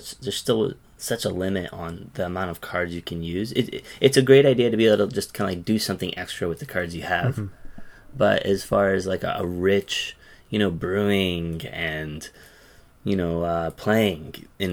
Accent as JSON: {"language": "English", "town": "Yokohama", "region": "Kanagawa", "country": "Japan", "moved": "yes", "lives_now": "Tokyo, Japan", "said": "I'm from Yokohama, living in Tokyo, living in the Tokyo area"}